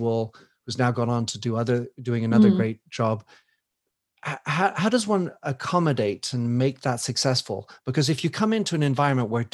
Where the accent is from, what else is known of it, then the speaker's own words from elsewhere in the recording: United States; moved away; I come from the United States